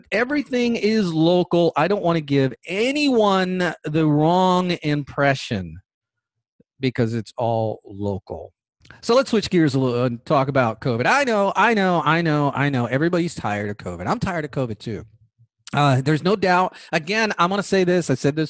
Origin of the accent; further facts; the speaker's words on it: Orange County, California, United States; moved away as an adult; also born or lived in Bay Area, California; now in Georgia, United States; But originally, I was born in California. I was born in Orange County specifically, lived in the Bay Area as a young adult.